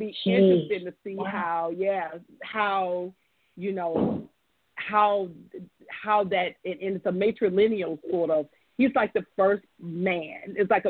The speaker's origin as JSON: {"language": "English", "region": "Alabama", "country": "United States", "tie": "born or raised there", "said": "I grew up in Alabama, so I'm a child of the Gulf Coast."}